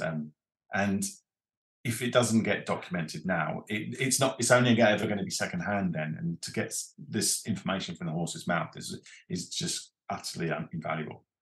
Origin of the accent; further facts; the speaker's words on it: Reigate, South East England, United Kingdom; Reigate and Red Hill is where I come from